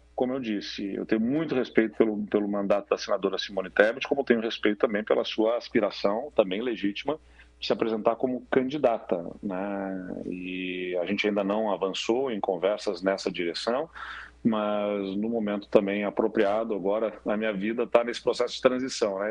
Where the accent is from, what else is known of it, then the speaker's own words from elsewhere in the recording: Brazil; como brasileiros